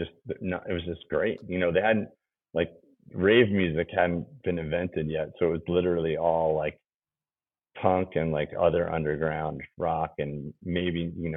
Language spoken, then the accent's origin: English; New York, United States; You know, and I can say I'm from New York. It's where I'm born, and my parents both grew up in the Bronx, but I'm a soft suburban kid